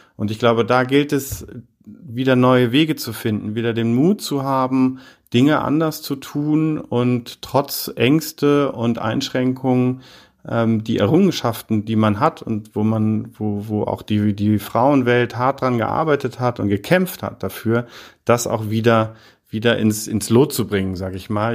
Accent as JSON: {"language": "German", "town": "Heidelberg", "region": "Baden-Württemberg", "country": "Germany", "also_born_or_lived": "Paris / Oxford / Berlin", "moved": "as an adult", "said": "ich komme aus Heidelberg ursprünglich"}